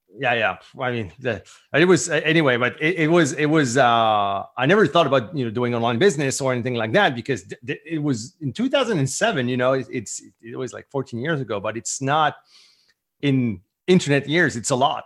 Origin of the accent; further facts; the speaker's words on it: St. Pierre & Miquelon; first language French; English is a second language; also born or lived in Southern New Brunswick, Canada; now in Acadian Peninsula, New Brunswick, Canada; I was born on the French island on the south coast of Newfoundland